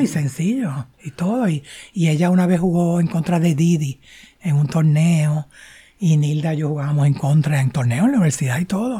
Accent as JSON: {"language": "Spanish", "town": "San Juan", "country": "Puerto Rico", "tie": "born or raised there", "said": "yo nací en San Juan y me crié en San Juan"}